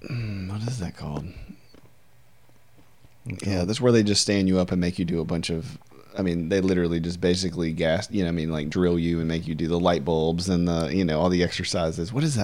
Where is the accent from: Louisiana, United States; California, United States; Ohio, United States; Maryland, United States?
Louisiana, United States; Deville; I'm from DeVille, Louisiana. So it's a really small town.